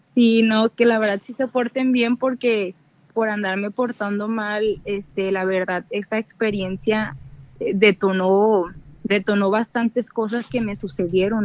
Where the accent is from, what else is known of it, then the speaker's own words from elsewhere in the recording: Monterrey, Nuevo León, Mexico; de Monterrey